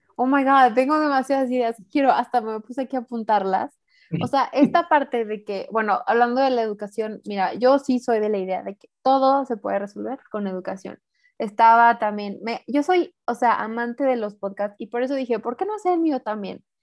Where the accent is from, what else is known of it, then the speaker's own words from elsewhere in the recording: Mexico; also born or lived in San Luis Potosí; yo vivo en San Luis, yo soy mexicana